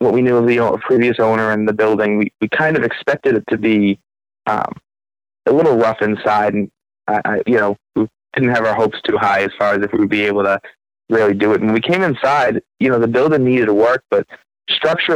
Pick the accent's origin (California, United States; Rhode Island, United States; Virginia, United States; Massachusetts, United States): Massachusetts, United States; about 20 minutes south of Boston; moved away as an adult; now in Conway, United States; I am originally from Massachusetts, about 20 minutes south of Boston